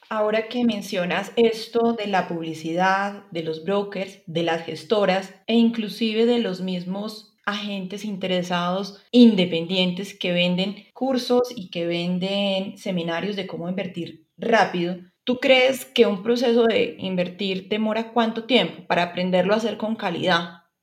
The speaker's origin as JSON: {"language": "Spanish", "country": "Colombia", "said": "mi país, Colombia"}